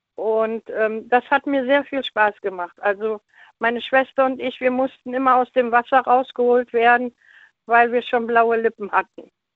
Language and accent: German; Leverkusen, North Rhine-Westphalia, Germany; now in Cologne, Germany; ich bin in Leverkusen geboren und ähm, da sind wir immer in Leverkusen im Hallenbad gewesen.